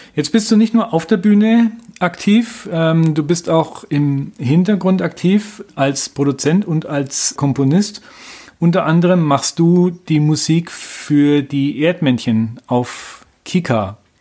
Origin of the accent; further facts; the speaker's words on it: Nuremberg, Bavaria, Germany; bei uns in Nürnberg